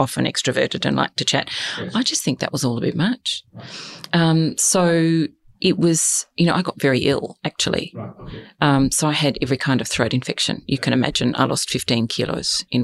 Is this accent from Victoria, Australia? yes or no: yes; past Hamilton, Western Victoria, Australia; moved away; also born or lived in Adelaide / Hong Kong; I said, oh, Western Victoria. Oh, where? Oh, past Hamilton